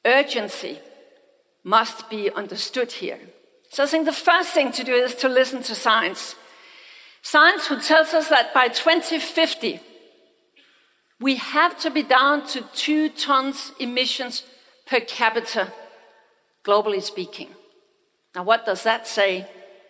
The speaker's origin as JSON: {"language": "English", "country": "Denmark", "said": "I come from Denmark."}